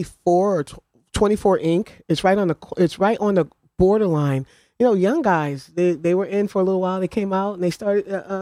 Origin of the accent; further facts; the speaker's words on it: New Haven, Connecticut, United States; On Lander Street.